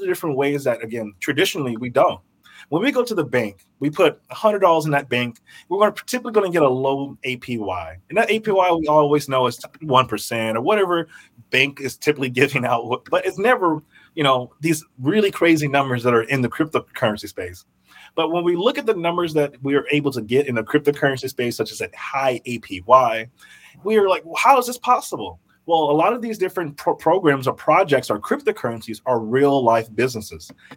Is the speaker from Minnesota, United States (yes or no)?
yes; Burnsville, Minnesota, United States; also born or lived in Memphis, Tennessee; I grew up in Burnsville, Minnesota.